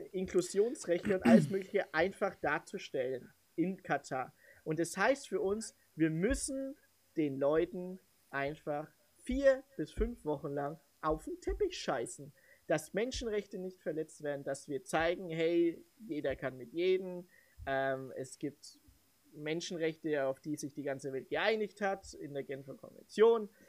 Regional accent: Germany; mich als Deutscher, der aussah wie ein Filipino

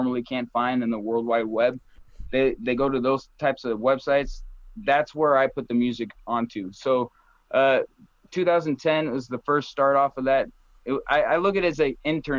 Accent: Arizona, United States; also born or lived in Phoenix, Arizona / Colorado; I was born in Arizona, born and raised

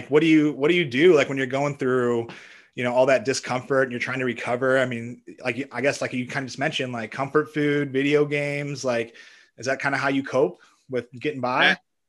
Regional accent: St. Louis, Missouri, United States; I'm from St. Louis.

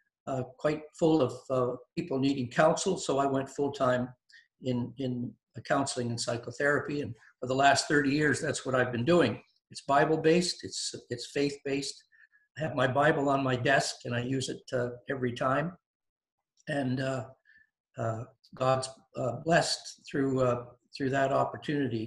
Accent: Windsor, Ontario, Canada; I was raised in Windsor, Ontario

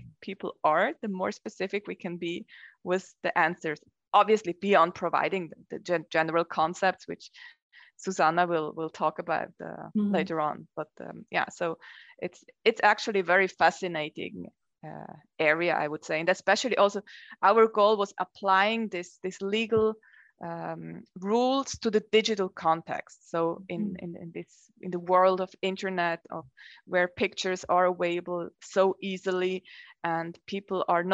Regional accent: Zurich and Zug, German-speaking Switzerland, Switzerland; moved away as an adult; also born or lived in Zug / Ticino; now in Lugano, Switzerland; I'm actually originally coming from the German-speaking part of Switzerland. I grew up in Zurich and Zug, and then moved to Ticino, the Italian-speaking part, in order to study communication

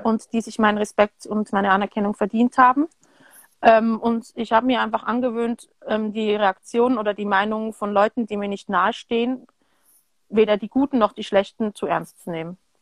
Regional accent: Switzerland; also born or lived in France / United States; haben mich dann hier entsprechend großgezogen. Ich habe aber mhm. auch meine Kindheit teilweise in Frankreich und Amerika verbracht

